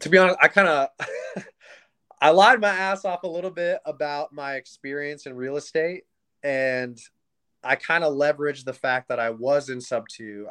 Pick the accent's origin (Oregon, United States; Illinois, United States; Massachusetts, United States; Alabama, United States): Oregon, United States; born and raised in Oregon